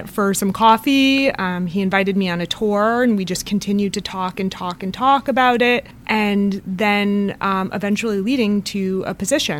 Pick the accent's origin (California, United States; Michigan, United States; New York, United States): New York, United States; Poughkeepsie; also born or lived in Queens, New York City; I'm originally from Poughkeepsie